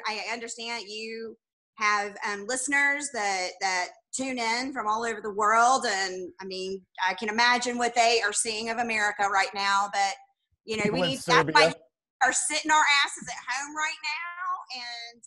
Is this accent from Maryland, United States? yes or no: no; Alabama, United States; now in Texas, United States; I'm from Alabama